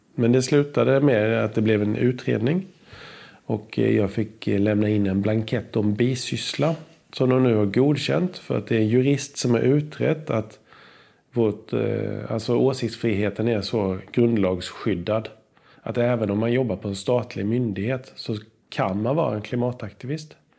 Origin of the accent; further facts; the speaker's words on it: Sweden; jag är född i Sverige